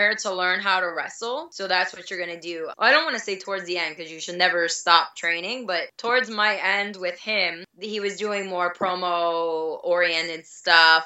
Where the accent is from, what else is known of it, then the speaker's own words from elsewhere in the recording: Ohio, United States; I'm originally from Ohio